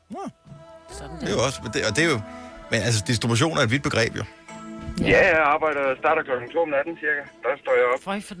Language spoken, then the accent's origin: Danish; Horsens, Central Denmark Region, Denmark; now in Aalborg, Denmark; Jamen, jeg bor i øh, Aalborg Syd, Vise.